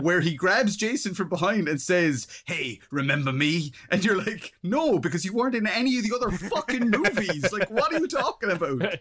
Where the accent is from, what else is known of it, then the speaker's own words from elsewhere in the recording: Ireland; being Irish, we're, we're incredibly self-deprecating people